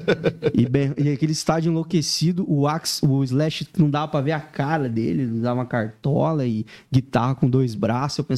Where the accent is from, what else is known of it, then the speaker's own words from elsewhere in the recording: Laranjeiras do Sul, Paraná, Brazil; Eu vim do interior do Paraná, numa cidade chamada Laranjeiras do Sul. A cidade, nossa, é muito pequena.